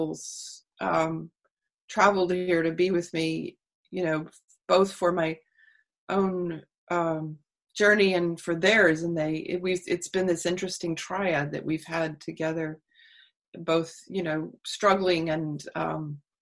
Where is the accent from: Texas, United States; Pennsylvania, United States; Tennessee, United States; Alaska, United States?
Texas, United States; I grew up in Texas